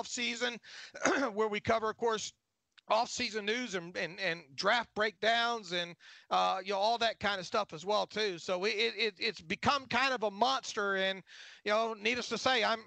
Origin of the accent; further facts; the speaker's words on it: Pensacola, Florida, United States; I was born in Pensacola, Florida